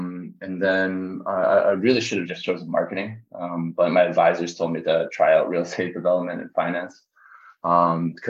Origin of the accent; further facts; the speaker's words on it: Richmond, British Columbia, Canada; I grew up in Canada